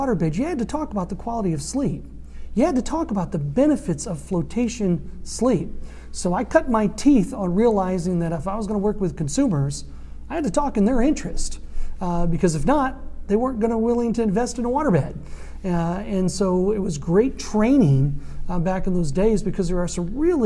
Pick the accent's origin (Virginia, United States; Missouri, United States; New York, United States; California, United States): Missouri, United States; St. Louis; moved away as an adult; also born or lived in Columbia, Missouri / Jackson, Mississippi; I was from St. Louis